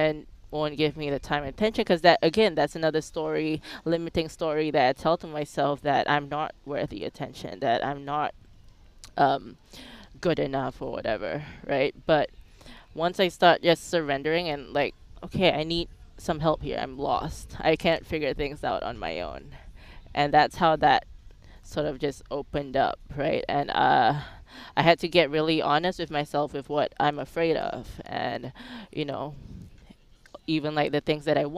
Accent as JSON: {"language": "English", "country": "Singapore", "tie": "born or raised there", "also_born_or_lived": "Phuket, Thailand", "moved": "as an adult", "lives_now": "United States", "said": "I was born in Singapore, raised in Singapore"}